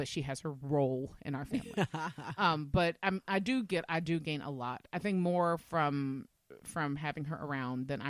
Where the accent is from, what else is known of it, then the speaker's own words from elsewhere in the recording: the South, United States; now in Minnesota, United States; I was raised in the South